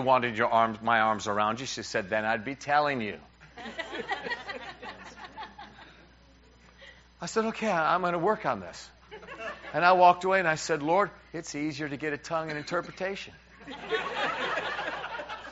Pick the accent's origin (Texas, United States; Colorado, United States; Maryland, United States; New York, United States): New York, United States; as a New Yorker